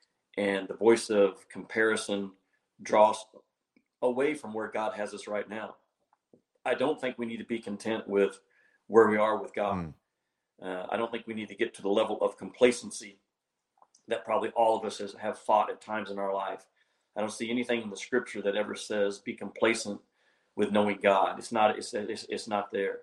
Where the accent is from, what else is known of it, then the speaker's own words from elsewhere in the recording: Arkansas, United States; here in my home state of Arkansas